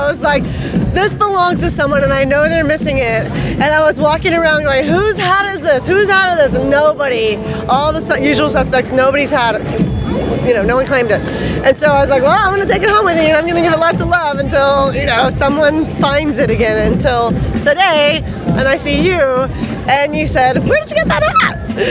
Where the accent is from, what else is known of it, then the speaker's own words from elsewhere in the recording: Venice, California, United States; Venice Beach, California.